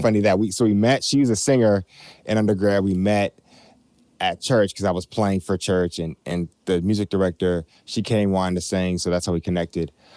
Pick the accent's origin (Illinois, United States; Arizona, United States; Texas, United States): Illinois, United States; Chicago; we're born and bred in Chicago